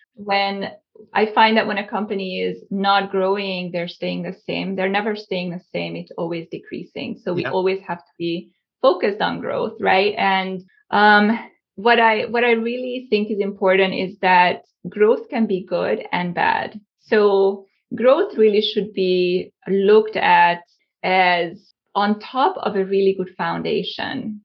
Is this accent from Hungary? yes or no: yes; Hungary; also born or lived in Cape Town, South Africa; now in Southern California, United States; I was born and raised in Hungary.